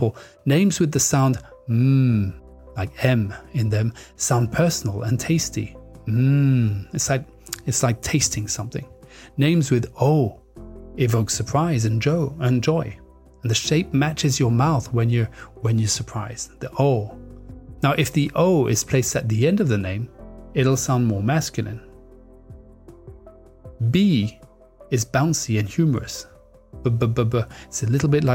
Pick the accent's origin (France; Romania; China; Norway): France; moved away; I grew up in France